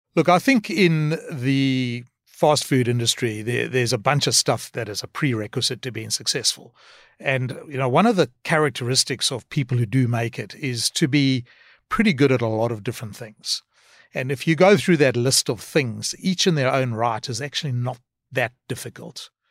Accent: South Africa; moved away as an adult; also born or lived in Cape Town / Australia / Singapore / United States; born in South Africa, um, and moved to Australia when I was about twenty-six years old.

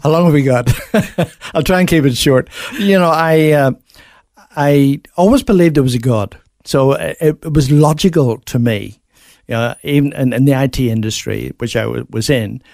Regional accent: Belfast, Northern Ireland, United Kingdom; moved away as an adult; now in Australia; I grew up in Belfast

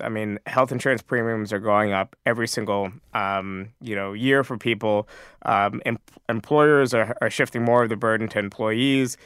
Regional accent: New York, United States; I grew up in New York State

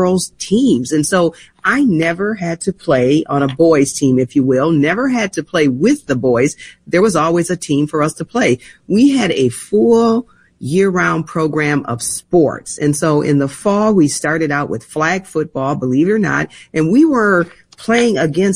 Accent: St. Paul, Minnesota, United States; a 10-year-old girl growing up in St. Paul

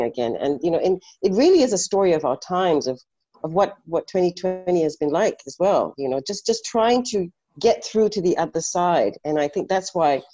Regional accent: Ipoh, Perak, Malaysia; growing up in Ipoh

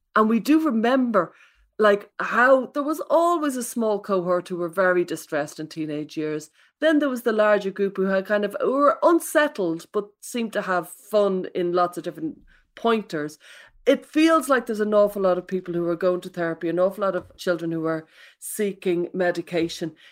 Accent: Ireland; I come from Catholic Ireland

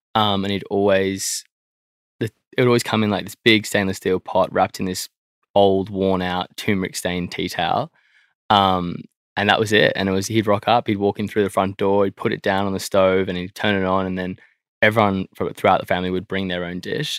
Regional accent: Sydney, New South Wales, Australia; I grew up in Croydon Park.

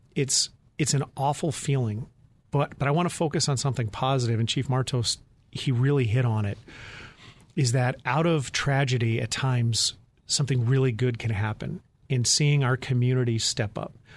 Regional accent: Phoenix, Arizona, United States; in my hometown as a Phoenix police officer

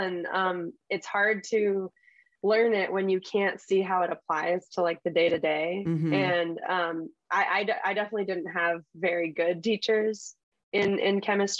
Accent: Cleveland, Ohio, United States; also born or lived in Los Angeles, United States / Switzerland; But I was born in Los Angeles, California, and then moved to Switzerland, and then moved to Cleveland, Ohio.

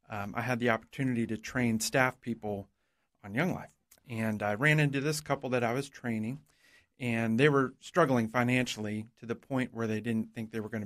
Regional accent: Florida, United States; also born or lived in New Jersey; I was born in New Jersey, but spent the majority of my life in Florida.

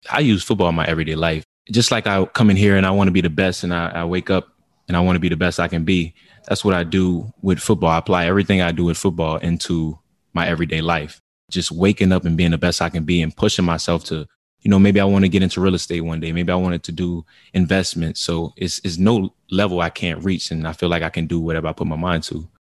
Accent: New Orleans, Louisiana, United States; in New Orleans, uh, where I grew up

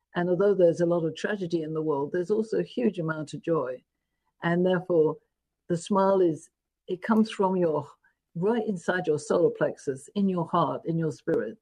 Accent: London, United Kingdom; moved away as an adult; I was born in London, England

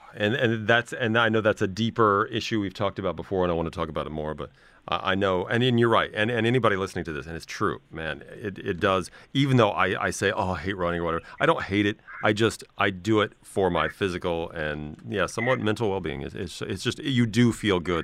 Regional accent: Midwest, United States; I come from the Midwest, a very blue collar background

